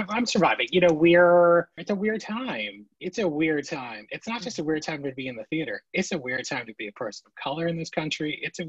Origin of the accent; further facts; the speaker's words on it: New Jersey, United States; also born or lived in Queens, New York; Born in Queens, New York, from Long Island Jewish Hospital. My parents are from New York, have like relatively thick New York accents. I somehow lost it. And when I was 5, we moved actually to New Jersey